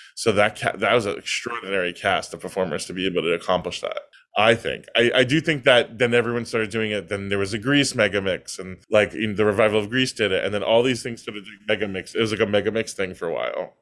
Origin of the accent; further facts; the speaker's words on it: New York, United States; the Italian neighborhood I grew up in now is all Russian and Chinese